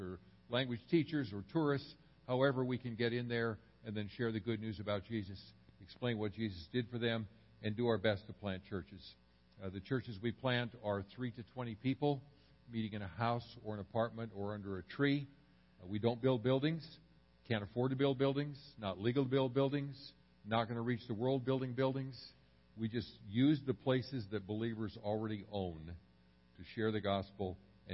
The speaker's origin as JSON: {"language": "English", "town": "Dallas", "region": "Texas", "country": "United States", "said": "We're from Dallas, Texas"}